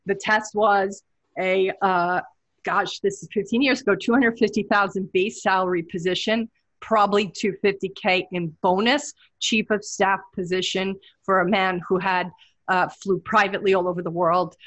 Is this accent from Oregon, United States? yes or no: no; New York City, New York, United States; moved away as an adult; now in Hawaii, United States; I'm a New Yorker. I'm born in Brooklyn